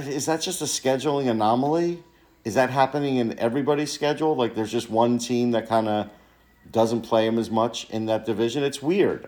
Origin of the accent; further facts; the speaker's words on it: New York, United States; when I was growing up in New York